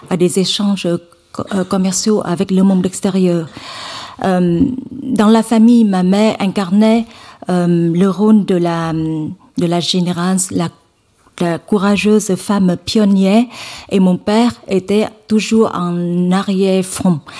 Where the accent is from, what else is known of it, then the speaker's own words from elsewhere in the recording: Hue, Thua Thien Hue, Vietnam; French is a second language; je, viens d'une famille euh, modeste dans le centre du Vietnam. Je viens de la ville de Hue.